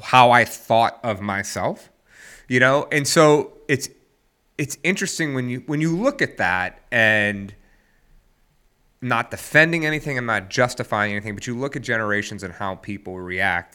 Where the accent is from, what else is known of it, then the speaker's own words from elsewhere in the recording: the South, United States; I'm from the South